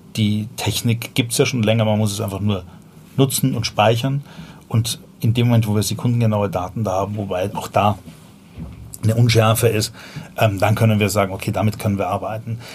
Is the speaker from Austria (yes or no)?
yes; Vienna, Austria; accent: Viennese; moved away as an adult; also born or lived in Berlin; now in Germany; ich komme ursprünglich aus Wien